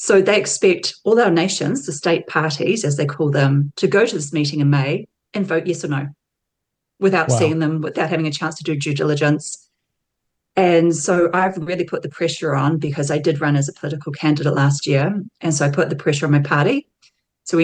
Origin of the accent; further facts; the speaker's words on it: Auckland, New Zealand; moved away as an adult; now in Tauranga, New Zealand; Auckland, where I'm from, but I moved to Tauranga back in 2015